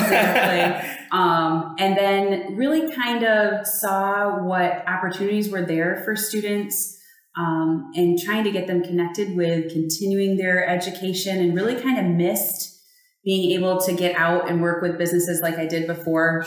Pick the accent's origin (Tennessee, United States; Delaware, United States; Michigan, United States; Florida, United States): Michigan, United States; West; also born or lived in Phoenix, Arizona; I am a West Michigan girl. Was grew, grew up about an hour north of here.